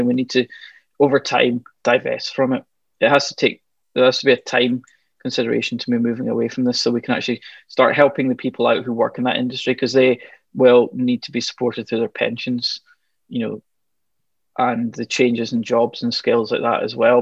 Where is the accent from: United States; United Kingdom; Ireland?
United Kingdom; Glasgow, Scotland; I grew up just outside Glasgow